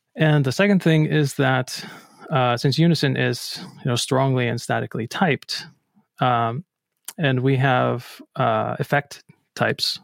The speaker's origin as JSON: {"language": "English", "town": "Akureyri", "region": "Northeastern Region", "country": "Iceland", "also_born_or_lived": "Reykjavik, Iceland", "moved": "as an adult", "lives_now": "Boston, United States", "said": "I'm originally from Akureyri, Iceland"}